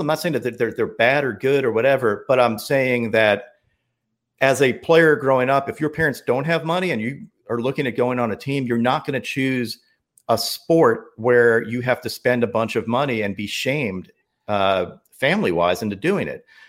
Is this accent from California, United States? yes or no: no; New York, United States; moved away; also born or lived in Chapel Hill, North Carolina; I grew up in New York. Like I had to teach myself a Southern accent too